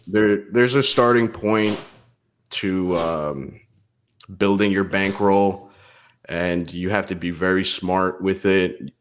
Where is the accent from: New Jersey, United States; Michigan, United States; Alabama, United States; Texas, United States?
New Jersey, United States; also born or lived in Pennsylvania / New York; I grew up in Jersey